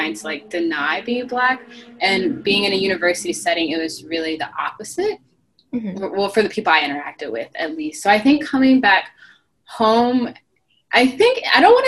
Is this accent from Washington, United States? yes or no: no; South Carolina, United States; I'm from South Carolina, from a small town